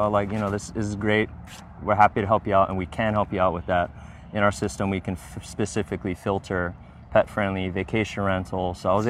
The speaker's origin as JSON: {"language": "English", "town": "Pukalani", "region": "Hawaii", "country": "United States", "tie": "born or raised there", "said": "my hometown, Pukalani, where I grew up."}